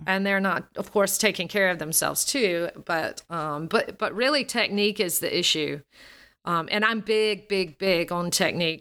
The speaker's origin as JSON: {"language": "English", "region": "Alabama", "country": "United States", "tie": "born or raised there", "accent": "Southern", "said": "As a Southerner, I'm from the Southern U, United States. I grew up in Alabama, and I have this Southern accent."}